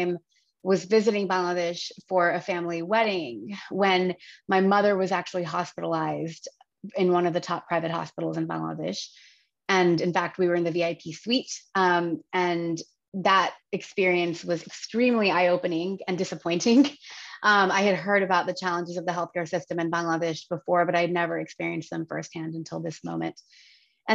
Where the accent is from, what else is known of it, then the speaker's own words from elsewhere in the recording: Virginia, United States; moved away; I was born and raised in the United States. I grew up in Virginia